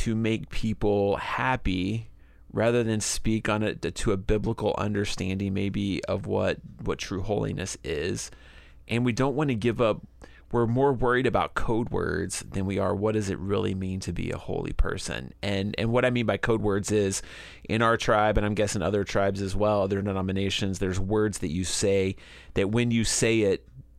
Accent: Georgia, United States; I grew up in Northwest Georgia, as we've talked about before, and a very legalistic place.

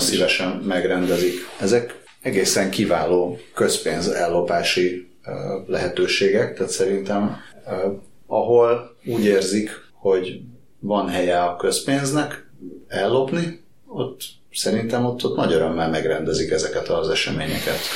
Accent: Hungary; Én vidéki vagyok.

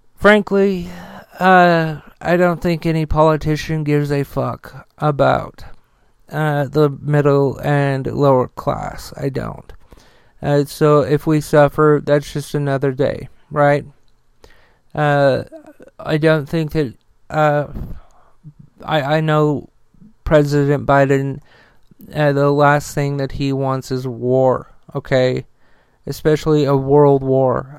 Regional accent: United States; we're American

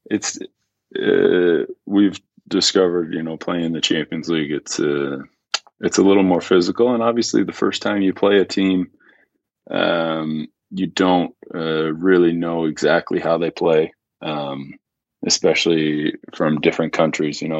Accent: Napanee, Ontario, Canada; born there; I was born in Napanee

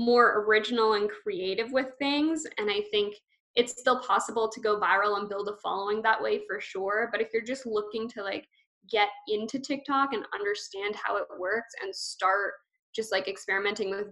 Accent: Canada; I'm Canadian

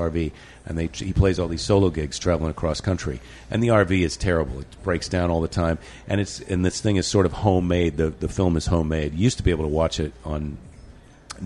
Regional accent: Iowa, United States; I'm from Iowa

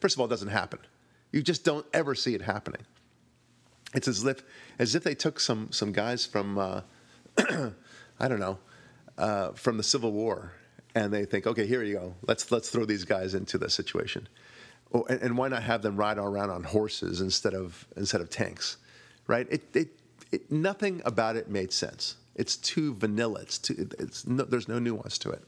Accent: Israel; moved away; I'm from Israel originally

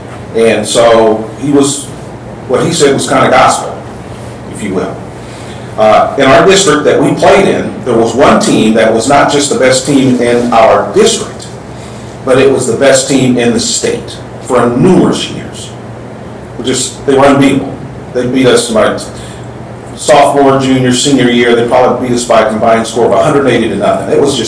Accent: Texas, United States; I grew up in Texas, where football is so big.

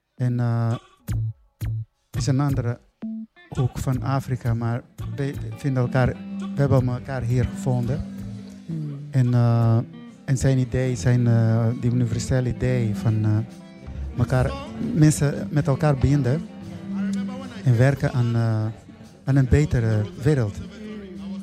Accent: Mozambique; now in Netherlands; ik kom uit Mozambique. Ik ben daar geboren. Dus ik, eh, woon al heel lang in Nederland

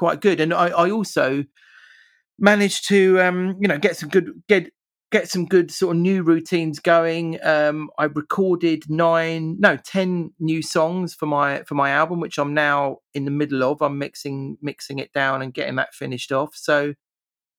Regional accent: England, United Kingdom; I'm typically English

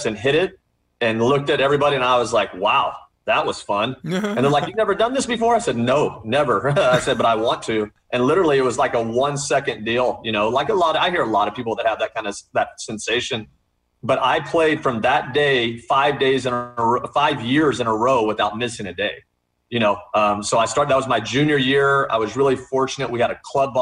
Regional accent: Texas, United States; moved away as an adult; also born or lived in California; grew up in Texas

